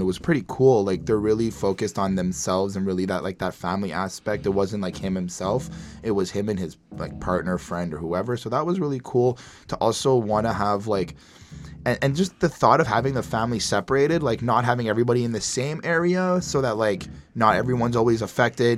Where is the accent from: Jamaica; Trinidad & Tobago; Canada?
Canada; I'm from Canada